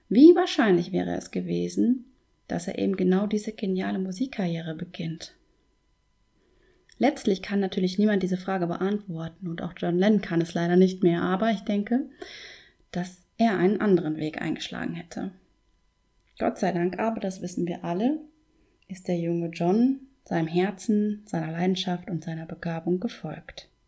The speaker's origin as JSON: {"language": "German", "region": "North Rhine-Westphalia", "country": "Germany", "tie": "born or raised there", "said": "Ich zum Beispiel wohne ja seit meiner Kindheit im Münsterland."}